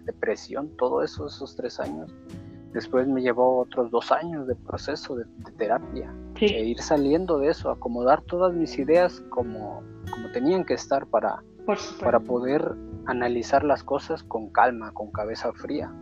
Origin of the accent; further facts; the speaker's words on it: Guerrero, Mexico; soy del estado de Guerrero